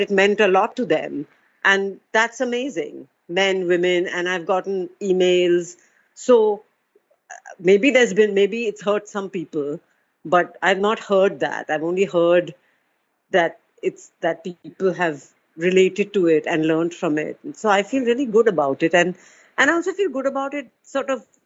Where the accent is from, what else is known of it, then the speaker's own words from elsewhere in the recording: Mumbai, Maharashtra, India; I'm from Bombay